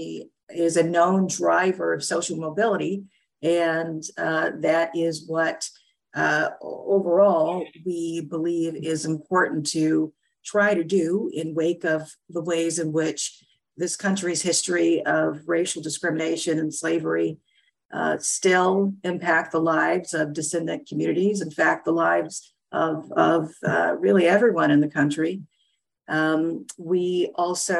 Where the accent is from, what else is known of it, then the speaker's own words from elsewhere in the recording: Edgefield, South Carolina, United States; I was actually born in small town Edgefield, South Carolina